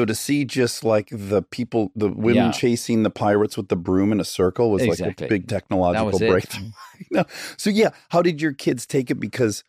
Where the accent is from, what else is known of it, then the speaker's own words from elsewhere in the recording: Detroit, Michigan, United States; I grew up in Detroit. My whole family's automotive industry.